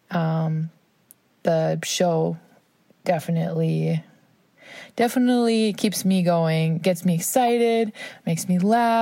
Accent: Minnesota, United States; I'm from Minnesota

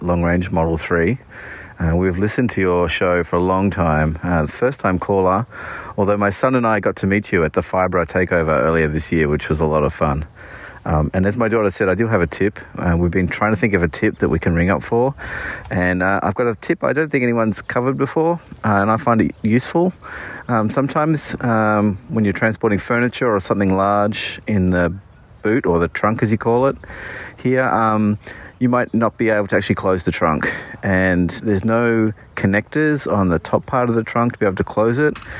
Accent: Australia; moved away as an adult; now in Bay Area, United States; we're from Australia, and, uh, we moved here two years ago

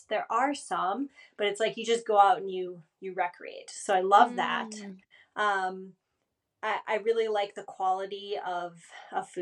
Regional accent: Forest Lake, Minnesota, United States; now in Chamonix, France; where I grew up in Forest Lake, Minnesota

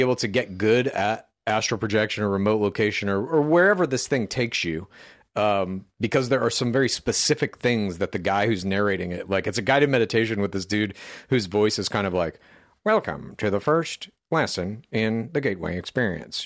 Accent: Midwest, United States; I grew up in the Midwest, you see, and we used to call it pop there as well.

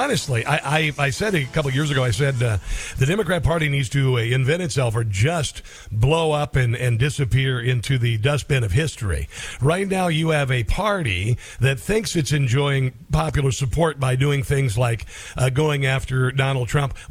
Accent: Iowa, United States; That's my home state.

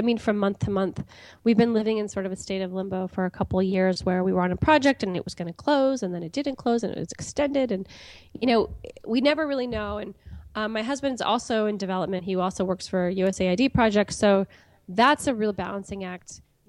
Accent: California, United States; moved away as an adult; also born or lived in Pakistan; now in Gaborone, Botswana; I'm from California

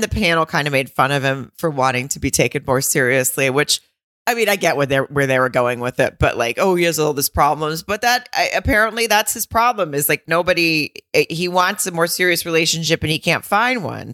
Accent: the South, United States; now in West Coast, United States; I grew up in the South

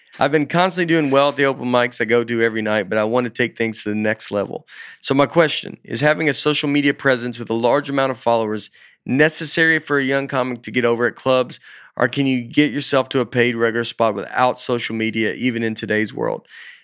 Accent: Alabama, United States; born there; I was born … I was born in Alabama.

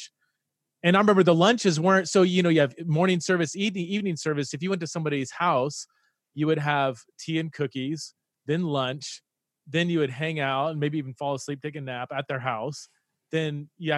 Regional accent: United States; moved away as an adult; also born or lived in Aberdeen, United Kingdom; an American who's been, you know, lived in the UK for several years

